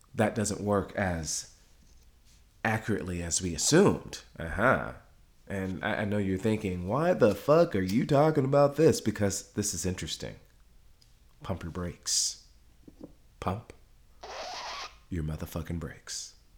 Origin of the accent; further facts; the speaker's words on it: Ghana; now in Dallas, United States; home for me is Ghana. Okay, my mom is from Ghana uh, my family's from Ghana. I'm from Ghana